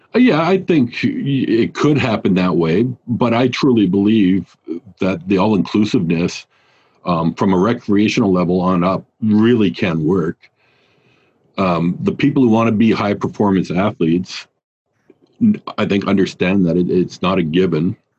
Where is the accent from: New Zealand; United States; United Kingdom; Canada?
Canada; also born or lived in Australia / Germany; I'm Canadian